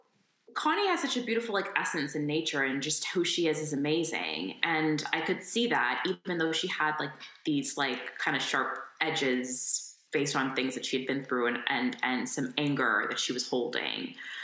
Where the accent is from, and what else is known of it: Windsor, Ontario, Canada; born or raised there